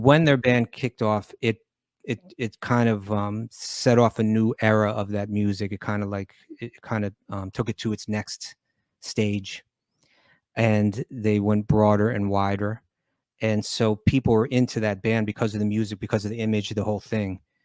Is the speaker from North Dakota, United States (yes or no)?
no; New York, United States; growing up in New York.